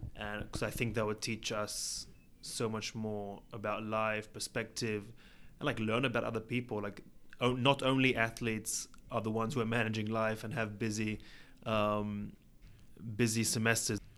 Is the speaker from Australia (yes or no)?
no; Israel; also born or lived in England; I was born in England, and when I was three years old, my family moved to Israel